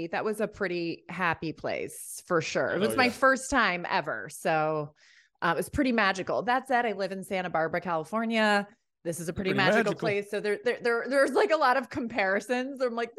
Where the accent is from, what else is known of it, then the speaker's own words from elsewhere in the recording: Ireland; I'm from Ireland. I lived there as a kid.